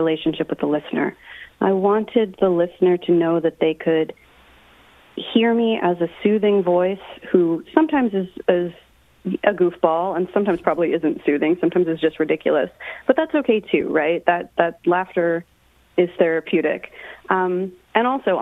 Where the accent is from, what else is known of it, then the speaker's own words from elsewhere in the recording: New Jersey, United States; I'm from Jersey